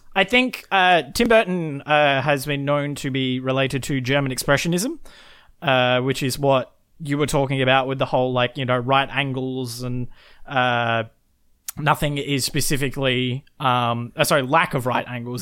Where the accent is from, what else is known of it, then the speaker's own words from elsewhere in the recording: Australia; we're both Australian.